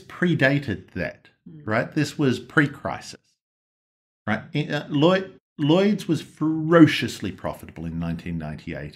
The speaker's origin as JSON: {"language": "English", "country": "Australia", "accent": "Australian", "said": "the ones that speak in my accent"}